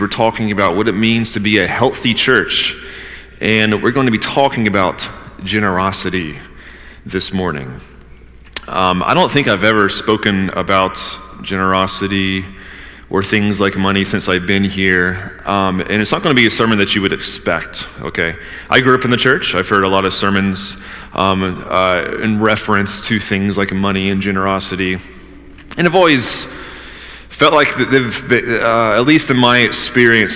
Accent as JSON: {"language": "English", "region": "Georgia", "country": "United States", "also_born_or_lived": "Northeast United States", "moved": "yes", "lives_now": "Northeast, United States", "said": "I'm from Georgia. I'm still, after almost being in the Northeast for, 15 years now"}